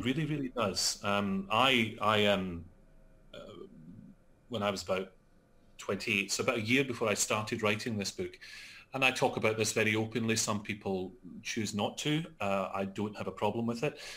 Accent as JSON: {"language": "English", "region": "Scotland", "country": "United Kingdom", "also_born_or_lived": "London", "said": "I'm Scottish"}